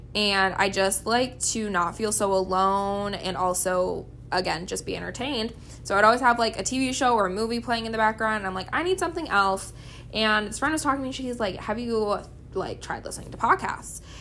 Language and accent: English; Gettysburg, South Dakota, United States; I grew up in Gettysburg, South Dakota.